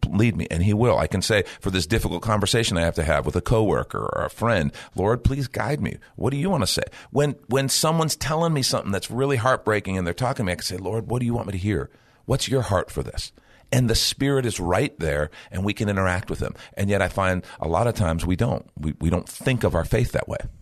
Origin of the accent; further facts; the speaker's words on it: Chicago, Illinois, United States; where I grew up in Chicago